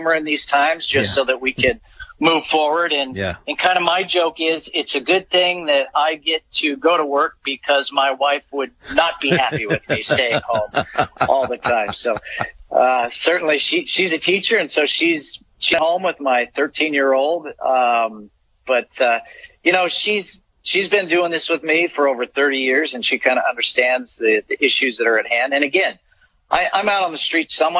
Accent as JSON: {"language": "English", "town": "Scotts Valley", "region": "California", "country": "United States", "tie": "born or raised there", "said": "Grew up in Scotts Valley, so just across the bay, so Santa Cruz County kid"}